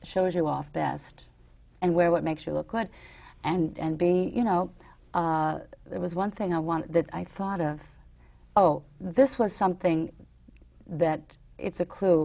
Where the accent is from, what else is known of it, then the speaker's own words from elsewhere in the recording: New York, United States; growing up in New York